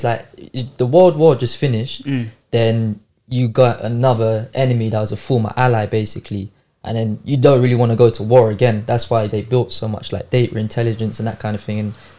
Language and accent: English; United Kingdom; Like the British, obviously, because we're British.